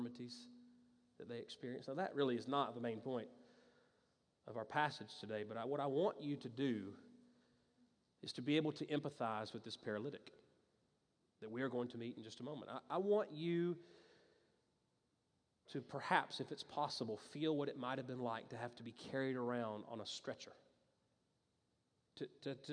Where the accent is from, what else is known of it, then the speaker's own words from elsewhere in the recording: Greenville, South Carolina, United States; moved away; I grew up in Greenville in the upstate, lived on a street called Lowell Water Road